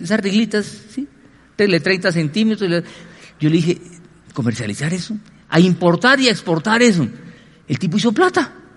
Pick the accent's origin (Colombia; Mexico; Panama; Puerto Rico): Colombia; como colombianos